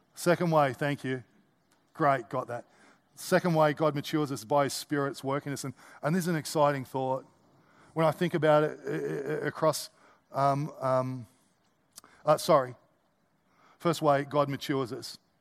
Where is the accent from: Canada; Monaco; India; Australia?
Australia; as an Australian